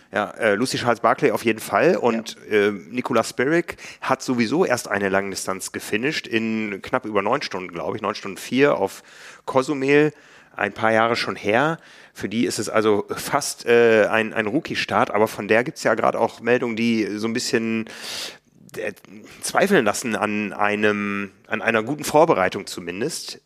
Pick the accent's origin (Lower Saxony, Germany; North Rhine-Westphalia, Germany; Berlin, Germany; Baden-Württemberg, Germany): Lower Saxony, Germany; Osnabrück; moved away; in Osnabrück damals in meiner Heimat